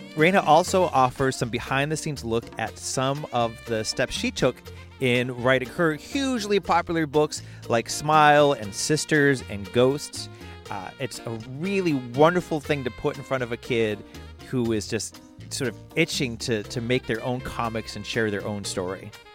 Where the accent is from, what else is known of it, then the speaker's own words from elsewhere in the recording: Boston, Massachusetts, United States; accent: Boston; my Boston accent